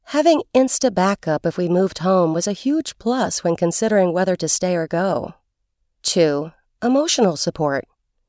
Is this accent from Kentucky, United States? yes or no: yes; Louisville, Kentucky, United States; also born or lived in Los Angeles; I love my hometown and never gave up a chance to visit Louisville, Kentucky, but for close to 20 years, my home was in Los Angeles.